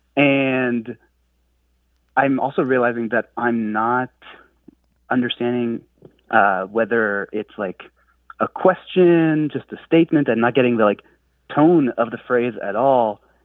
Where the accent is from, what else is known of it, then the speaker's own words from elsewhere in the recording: France; first language French; English is a second language; moved away; I grew up in France. So I, I grew up speaking French, uh, and learned English kind of as a second language